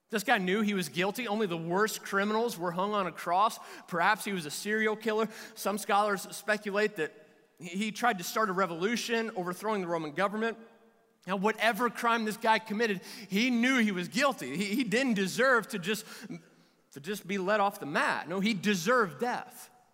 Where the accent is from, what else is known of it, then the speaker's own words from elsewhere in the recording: Kentucky, United States; I'm from Kentucky